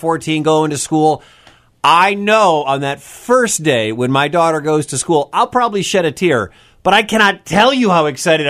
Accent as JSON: {"language": "English", "region": "Michigan", "country": "United States", "tie": "born or raised there", "also_born_or_lived": "Wisconsin / Kansas City", "moved": "yes", "lives_now": "Des Moines, United States", "said": "I moved to Wisconsin and then Kansas City and then here in Des Moines. Growing up in Michigan, we never had them."}